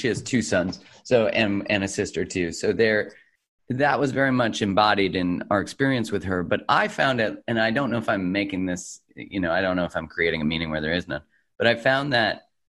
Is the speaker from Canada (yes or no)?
yes; Calgary, Alberta, Canada; In Calgary, in Canada.